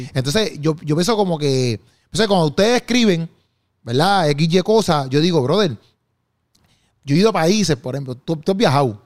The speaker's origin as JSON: {"language": "Spanish", "town": "Bayamón", "country": "Puerto Rico", "said": "yo soy de, de Juan Sánchez, que eso ahí en Bayamón, ahí. Es un barrio"}